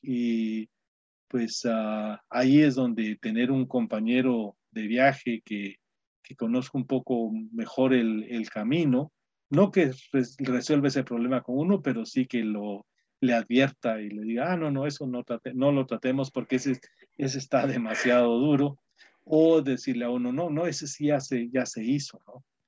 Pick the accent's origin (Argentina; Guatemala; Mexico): Guatemala; moved away as an adult; now in United States; mis compatriotas chapines